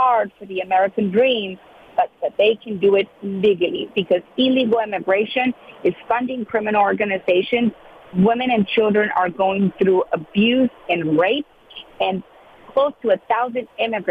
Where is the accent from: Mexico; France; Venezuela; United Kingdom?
Mexico; now in South Texas, United States; I was born in Mexico, raised with those values